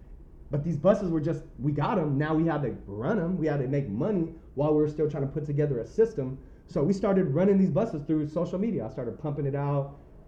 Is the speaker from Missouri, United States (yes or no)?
no; Oklahoma, United States; I was growing up in Oklahoma thinking, oh man, if he drove a Benz, he's rich.